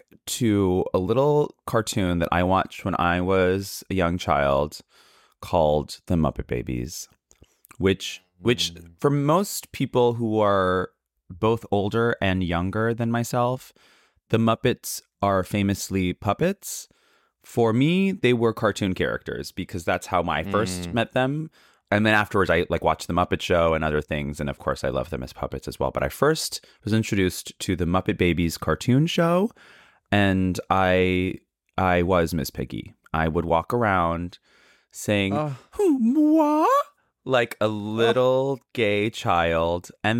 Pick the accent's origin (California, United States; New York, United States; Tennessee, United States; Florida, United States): California, United States; San Francisco; also born or lived in Canada; So I was born in Canada, and I moved to the States in my youth. At the age of three, I lived in San Francisco.